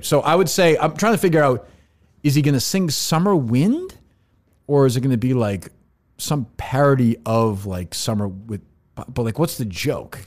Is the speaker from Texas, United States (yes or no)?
no; Billerica, Massachusetts, United States; also born or lived in Winchester, Massachusetts; I grew up in Billerica until I was ten years old